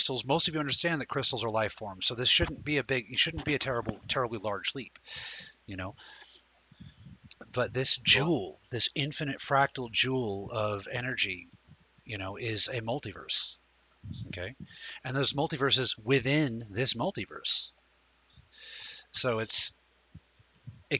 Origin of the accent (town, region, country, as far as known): United States